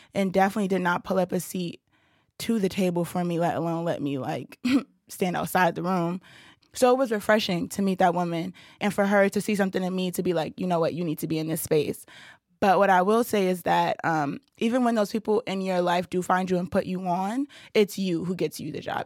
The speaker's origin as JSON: {"language": "English", "town": "Brooklyn", "region": "New York", "country": "United States", "tie": "born or raised there", "said": "I'm born and raised in Brooklyn, New York"}